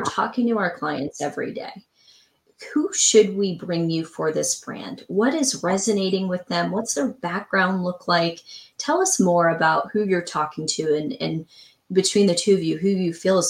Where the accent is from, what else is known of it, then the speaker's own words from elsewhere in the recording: the South, United States; Like I'm from the South. I know what small towns, Southern towns are like.